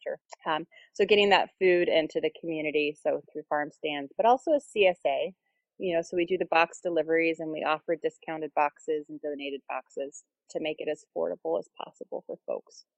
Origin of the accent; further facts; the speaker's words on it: Portland, Oregon, United States; moved away as an adult; now in Syracuse, United States; I'm actually from Portland, Oregon